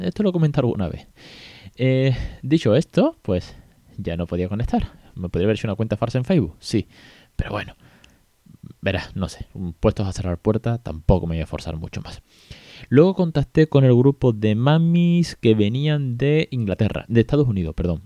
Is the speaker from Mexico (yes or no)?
no; Spain; aquí en España ya sabemos cómo pronunciamos algunos o algunas en algunas ciudades